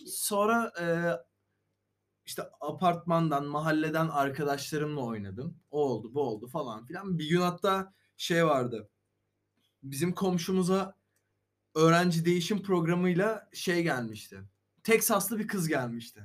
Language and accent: Turkish; Sakarya, Turkey; biz Sakaryalı olarak